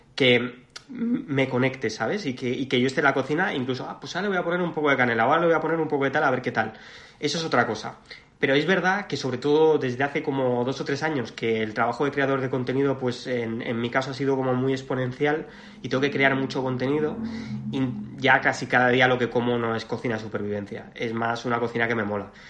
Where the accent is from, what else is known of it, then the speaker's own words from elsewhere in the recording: Mallorca, Balearic Islands, Spain; moved away; que yo soy mallorquín